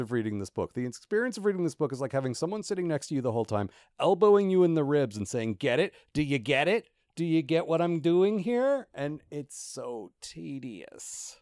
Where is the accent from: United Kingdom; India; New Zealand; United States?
United States; I have literally spent the last ten years being an American